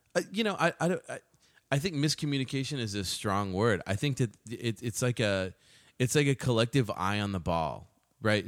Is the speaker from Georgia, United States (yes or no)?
no; Austin, Texas, United States; I spent my time growing up in Austin